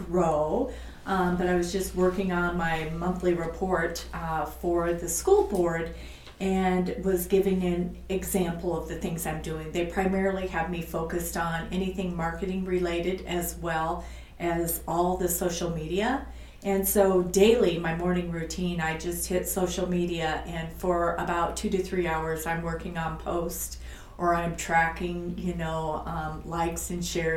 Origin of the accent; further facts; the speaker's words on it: Fort Dodge, Iowa, United States; moved away as an adult; I actually grew up in Fort Dodge, Iowa, and I went to the public school and I graduated from Fort Dodge Senior High